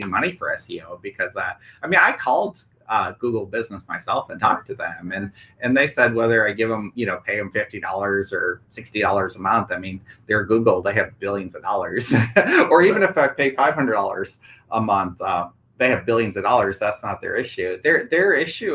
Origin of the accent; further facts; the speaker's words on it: Michigan, United States; moved away as an adult; also born or lived in Mississippi; now in Brentwood, United States; growing up in Michigan, our bank that we grew up with is NBD, National Bank of Detroit